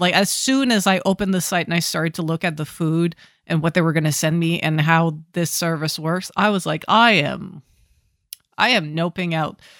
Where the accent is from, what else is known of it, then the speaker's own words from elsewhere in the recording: Ottawa, Ontario, Canada; growing up in Ottawa